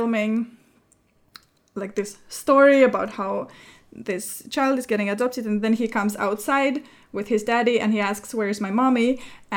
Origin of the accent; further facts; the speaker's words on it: Russia; moved away; my home country, in Russia